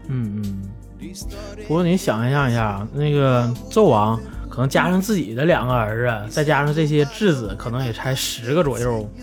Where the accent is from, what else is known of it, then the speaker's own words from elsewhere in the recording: Northeast China, China; moved away as an adult; also born or lived in Beijing; 我是东北人